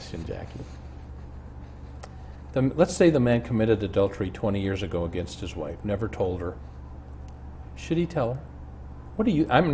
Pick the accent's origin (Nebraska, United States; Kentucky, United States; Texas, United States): Nebraska, United States; Omaha; I grew up in Omaha with a man who's exactly my age